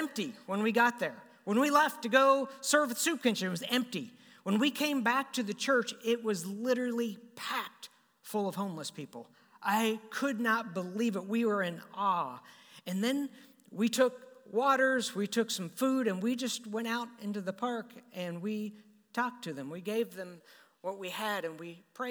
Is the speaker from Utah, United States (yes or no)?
no; Topeka, Kansas, United States; I grew up in Topeka, Kansas